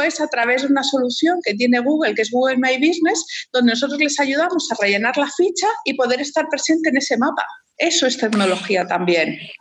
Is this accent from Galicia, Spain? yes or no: no; Madrid, Community of Madrid, Spain; moved away as an adult; now in Chile; soy española